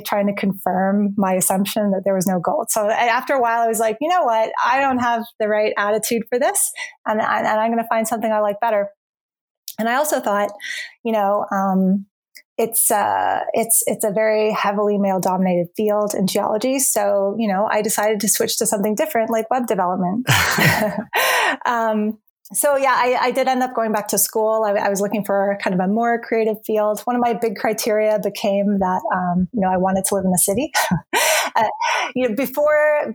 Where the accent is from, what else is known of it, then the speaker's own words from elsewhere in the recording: Brandon, Manitoba, Canada; moved away as an adult; I definitely wanted to leave the small city that I grew up in. I grew up in Brandon, Manitoba